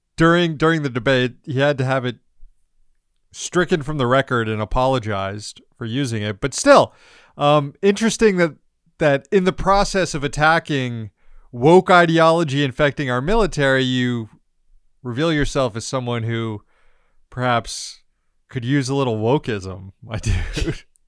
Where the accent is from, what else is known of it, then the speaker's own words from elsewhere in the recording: Florida, United States; moved away; I don't live in Florida